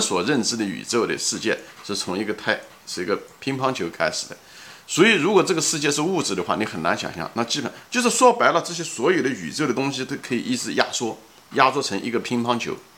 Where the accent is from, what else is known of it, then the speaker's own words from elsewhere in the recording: China; 我们中国人是大多数人都是唯物主义者